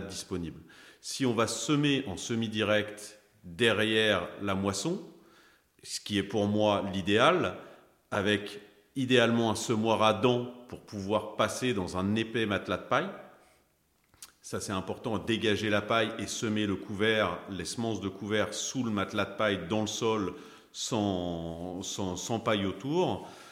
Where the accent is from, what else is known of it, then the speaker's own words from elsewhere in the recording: Pays de Caux, Seine-Maritime, Normandy, France; je suis originaire du pays de Caux, donc c'est dans le 76, en Seine-Maritime